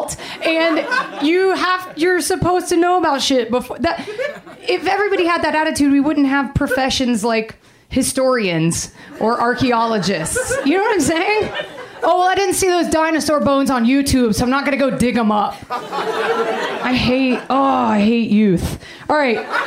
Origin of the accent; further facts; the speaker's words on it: Atlanta, Georgia, United States; moved away as an adult; now in Los Angeles, United States; I'm from Atlanta, Georgia